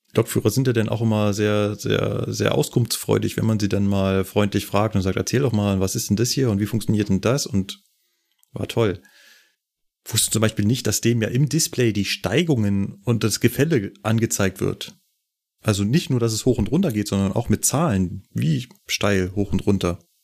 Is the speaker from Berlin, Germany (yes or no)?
yes; Berlin, Germany; now in Munich, Germany; kenne ich natürlich als Berliner, bin ich da hunderte Male mit der S-Bahn entlang